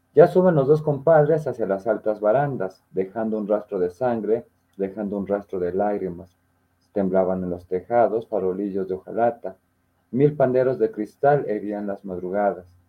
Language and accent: Spanish; Mexico; como mexicanos nos reímos un poquito de la muerte